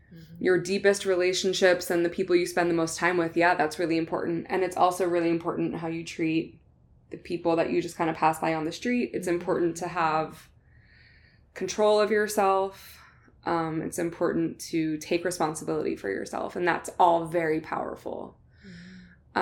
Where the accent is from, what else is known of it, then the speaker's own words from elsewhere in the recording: New Jersey, United States; I'm, I'm from New Jersey